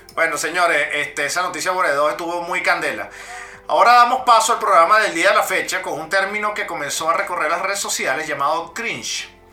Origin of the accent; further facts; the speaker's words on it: Caracas, Capital District, Venezuela; yo nací en Caracas, yo nací en Caracas, en La Vega